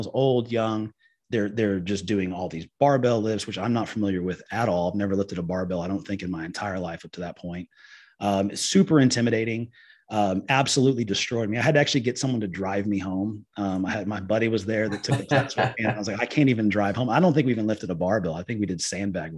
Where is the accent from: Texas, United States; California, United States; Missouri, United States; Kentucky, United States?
Texas, United States; Liberty Hill; I am from the Liberty Hill area